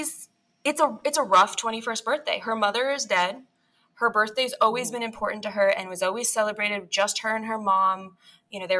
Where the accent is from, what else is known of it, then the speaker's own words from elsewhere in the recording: Bangor, Maine, United States; the Briar Patch in Bangor, which is my hometown bookstore.